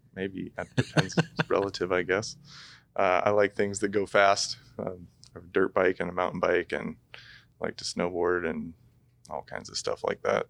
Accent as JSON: {"language": "English", "town": "Corbett", "region": "Oregon", "country": "United States", "tie": "born or raised there", "said": "grew up in Corbett as well"}